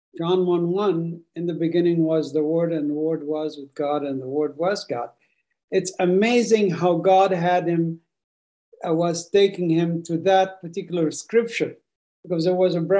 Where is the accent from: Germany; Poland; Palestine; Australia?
Palestine; Gaza Strip; born there; because my family originally from Jaffa. And I was born in the Gaza Strip because my family was basically left their home in Jaffa to escape the war of 1948 and came to Gaza